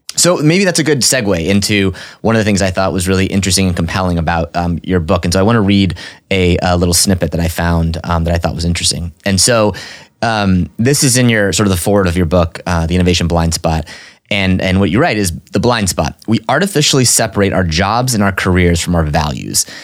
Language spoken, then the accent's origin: English; Orange, Texas, United States; I was born in Orange, Texas